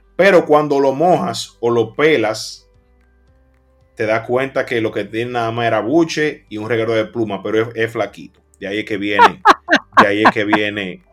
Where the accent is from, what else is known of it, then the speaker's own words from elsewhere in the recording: Dominican Republic; cuando llegamos a otro país, se siente que hay un dominicano